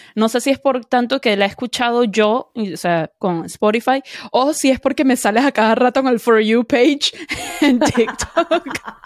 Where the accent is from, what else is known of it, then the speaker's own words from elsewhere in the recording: Venezuela; Como buena venezolana